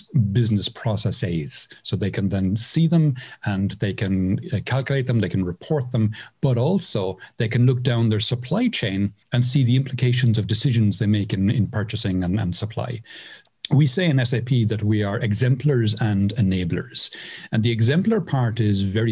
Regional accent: Cork, Munster, Ireland; moved away as an adult; now in Mairena del Aljarafe, Spain; I'm from Cork in Ireland. I moved to Spain in 2008

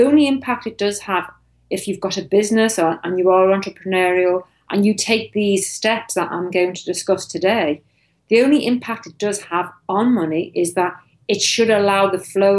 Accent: Liverpool, North West England, United Kingdom; moved away; also born or lived in United States / Europe / East Asia; I'm actually from Liverpool in the UK.

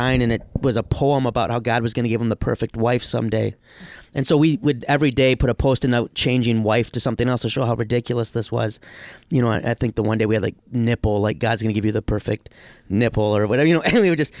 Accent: Detroit, Michigan, United States; moved away; also born or lived in Madison; I was from Detroit

